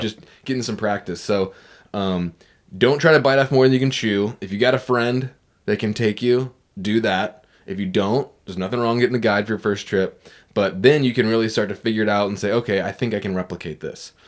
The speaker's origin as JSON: {"language": "English", "town": "Virginia Beach", "region": "Virginia", "country": "United States", "tie": "born or raised there", "said": "Virginia Beach, which was my hometown"}